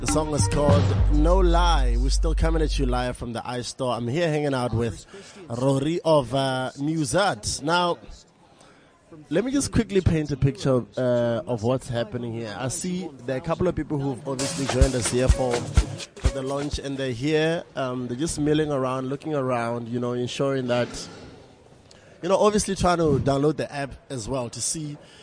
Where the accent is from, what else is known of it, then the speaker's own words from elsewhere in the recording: Botswana; I'm from Botswana